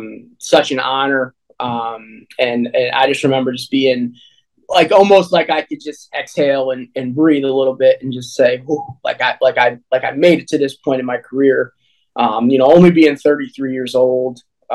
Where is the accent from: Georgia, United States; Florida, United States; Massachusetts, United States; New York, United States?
New York, United States; Oneonta; now in Poughkeepsie, United States; I'm from Oneonta, New York, right in my hometown.